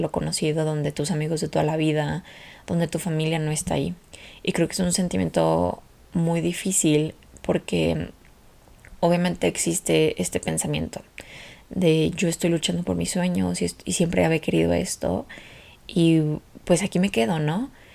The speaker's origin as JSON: {"language": "Spanish", "country": "Mexico", "moved": "as an adult", "said": "la primera vez que me fui de México"}